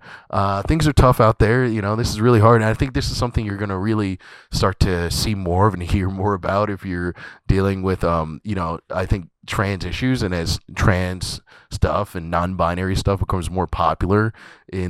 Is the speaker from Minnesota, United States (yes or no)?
no; Scotch Plains, New Jersey, United States; moved away; I am back here in Scotch Plains, New Jersey. If you guys know a little bit about me, this is my hometown. I'm actually in the room that I grew up in.